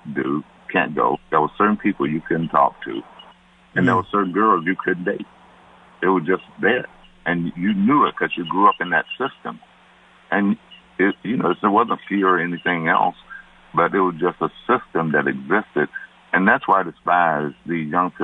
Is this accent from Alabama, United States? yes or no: yes; Birmingham, Alabama, United States; I'm from Birmingham